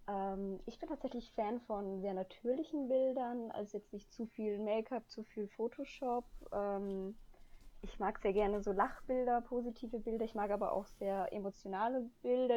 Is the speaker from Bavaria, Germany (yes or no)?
yes; Upper Bavaria, Germany; moved away as an adult; now in Bonn, Germany; ich komme ja eigentlich aus Oberbayern